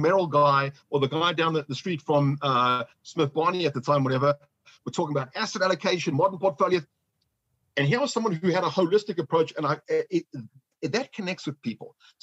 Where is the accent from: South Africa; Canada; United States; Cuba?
South Africa; Johannesburg, Gauteng; moved away; I was born in Johannesburg, South Africa